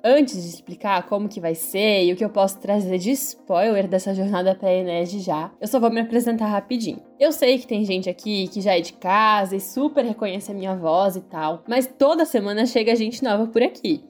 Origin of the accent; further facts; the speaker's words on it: Timbó, Santa Catarina, Brazil; sou catarinense, venho de uma cidade pequenininha aqui no Vale Itajaí chamada Timbó